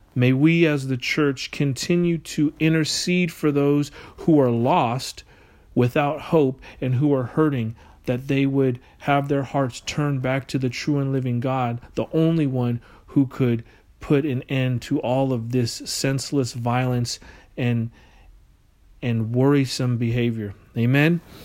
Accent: United States; we as American citizens

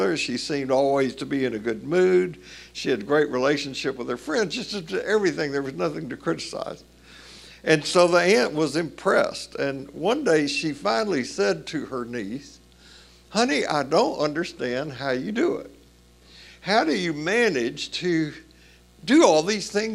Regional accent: Tennessee, United States; accent: Tennessee; moved away; I do not have an accent, even though I'm from Tennessee, but it took me years to realize that some people didn't understand my Tennessee pronunciation

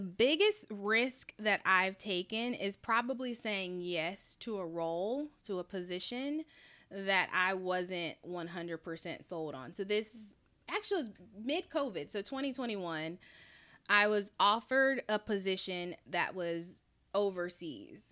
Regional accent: Charlotte, North Carolina, United States; moved away; I'm from Charlotte, North Carolina

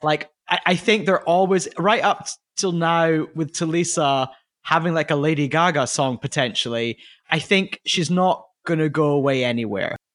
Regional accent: United Kingdom; as a British person

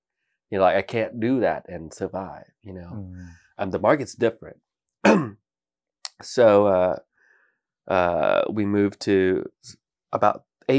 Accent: Bangkok, Thailand; You know, I grew up in Bangkok. I was born in Bangkok, grew up in Bangkok, and I went through three different art schools.

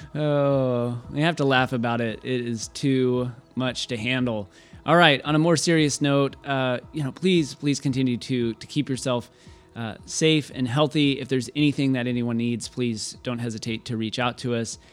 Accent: Waco, Texas, United States; I'm from Waco, so I got made fun of all the time growing up being from Waco

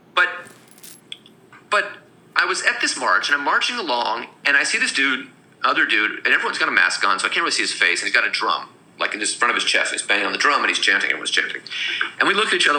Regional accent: California, United States; moved away as an adult; also born or lived in San Francisco; now in New York, United States; growing up in California

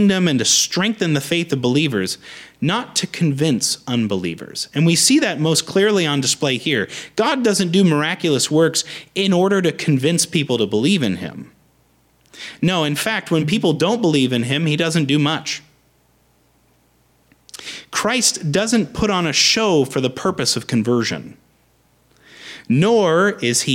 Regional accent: Beaverton, Oregon, United States; I'm from Beaverton

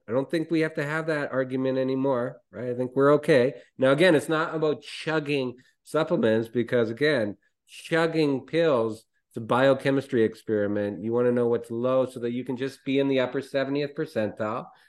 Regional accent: Canada; I'm Canadian

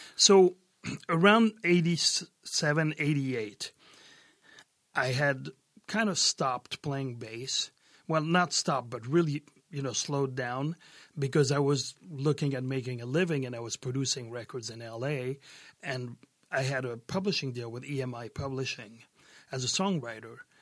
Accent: France; moved away as an adult; also born or lived in Brooklyn, New York, United States / San Diego, United States; growing up in France, there was a lot of pop, and in the south of France, there was a lot of gypsy music

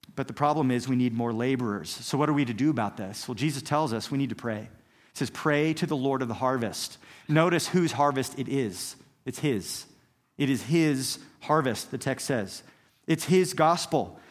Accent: Kansas, United States; I grew up here in Kansas

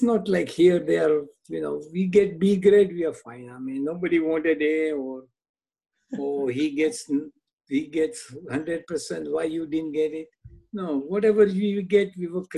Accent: Jinja, Uganda; moved away; I was born and raised in Uganda, East Africa

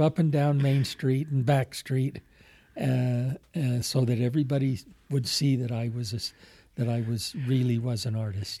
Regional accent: Alpine, Utah, United States; also born or lived in Murray, Utah; as a kid growing up in Alpine

